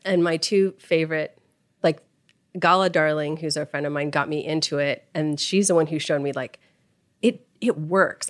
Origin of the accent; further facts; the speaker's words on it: Los Angeles, California, United States; I grew up here in Los Angeles